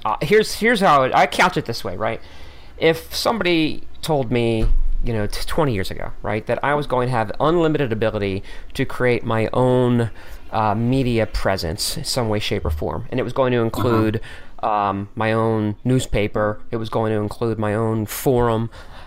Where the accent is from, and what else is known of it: Philadelphia, Pennsylvania, United States